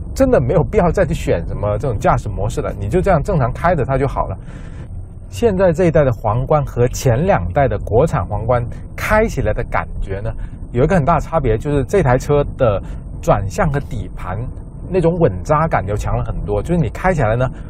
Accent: southern China, China; 和我一样在南方长大

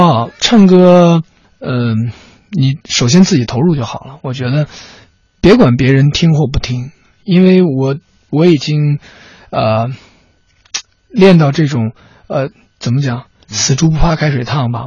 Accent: Changchun, Jilin, China; 我们都是长春的

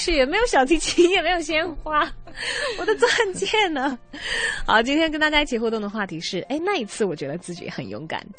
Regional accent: China; 就我们中国人的面子观点，可能哪怕我表面把这个情绪安抚下去

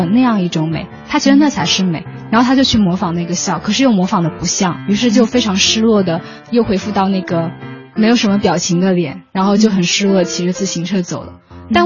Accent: China; 我们亚洲人、我们中国人喜欢的那种感觉

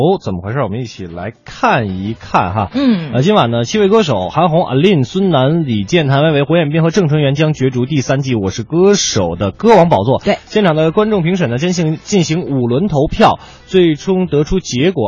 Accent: Beijing, China; accent: Beijing dialect; 咱们北京话

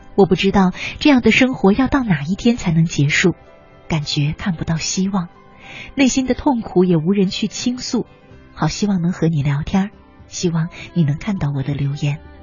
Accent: China; 我们中国人啊

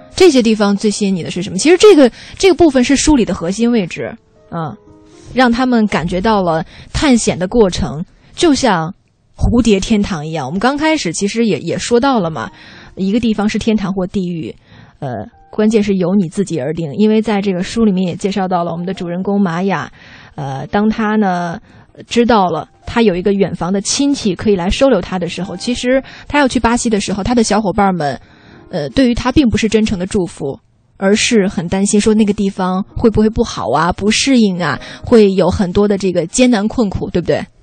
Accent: Xi'an, Shaanxi, China; now in Beijing, China; 因为我是西安人嘛

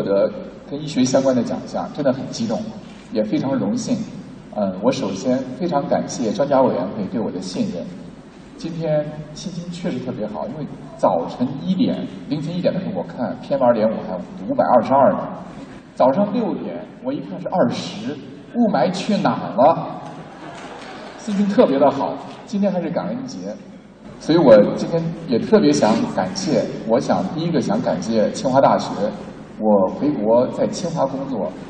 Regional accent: Zhumadian, Henan, China; now in Beijing, China; 我到哪儿我还都是河南人，也都还是驻马店人。

